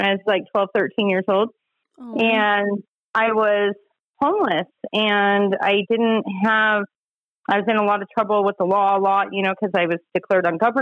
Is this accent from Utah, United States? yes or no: yes; Utah, United States; also born or lived in Bear Lake, Idaho / Magna, Utah / Holladay, Utah; I did grow up in Utah. I was born up in Bear Lake, Idaho, but I've lived in Utah since I was 3. And I grew up out in Magna until I was about 12. And then the rest of my years, I grew up in Holiday.